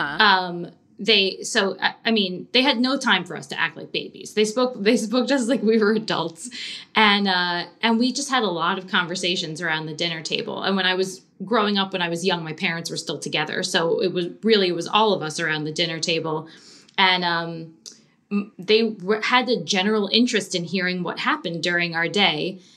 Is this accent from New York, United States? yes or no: yes; Long Island, New York, United States; I grew up on Long Island